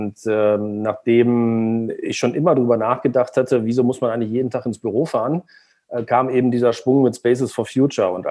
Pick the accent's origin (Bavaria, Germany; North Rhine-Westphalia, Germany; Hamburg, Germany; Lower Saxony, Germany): Lower Saxony, Germany; Braunschweig; Und deshalb habe ich in meiner Heimatstadt Braunschweig dann irgendwann mal geguckt